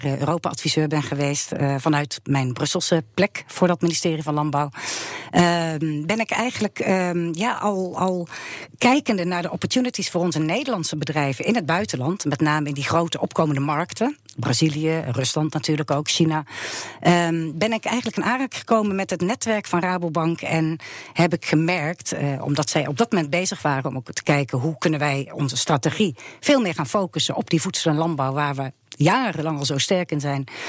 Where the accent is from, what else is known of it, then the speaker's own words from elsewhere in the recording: Netherlands; wij als Nederlanders